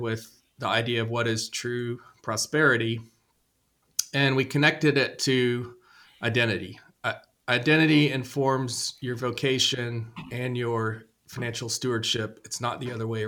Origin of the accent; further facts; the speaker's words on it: Nashville, Tennessee, United States; I grew up in Nashville